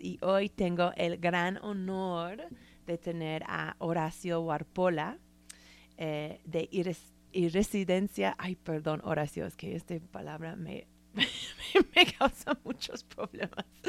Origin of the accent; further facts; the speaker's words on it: San Francisco, California, United States; moved away; soy san franciscana